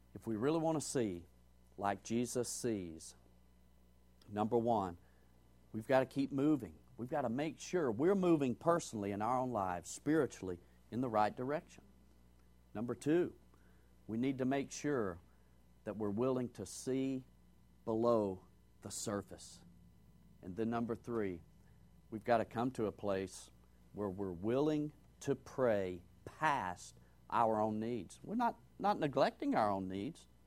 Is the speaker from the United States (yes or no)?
yes; Georgia, United States; as I grew up hearing in Georgia